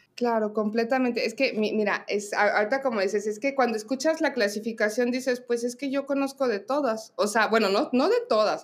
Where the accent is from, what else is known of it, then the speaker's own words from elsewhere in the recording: Mexico; nosotros como mexicanos